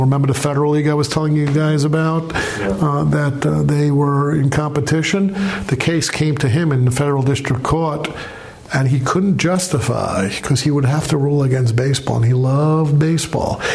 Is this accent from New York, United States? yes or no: yes; New York City, New York, United States; now in Massachusetts, United States; I grew up in Brooklyn.